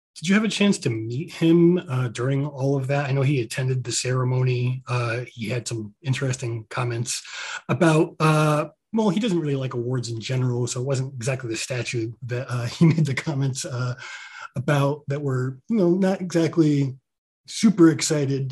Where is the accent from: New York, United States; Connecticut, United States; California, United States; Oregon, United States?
Connecticut, United States; Eastern; I grew up in Eastern Connecticut